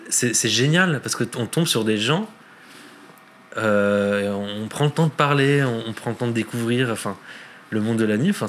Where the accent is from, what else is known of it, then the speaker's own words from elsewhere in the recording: Lebanon; parce que je suis libanais